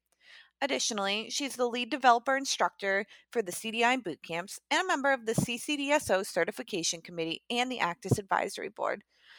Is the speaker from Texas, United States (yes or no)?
no; New Hampshire, United States; I grew up in New Hampshire